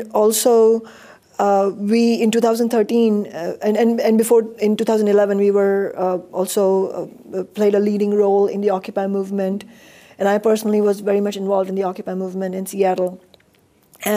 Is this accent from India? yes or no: yes; India; now in United States; I was born and raised in India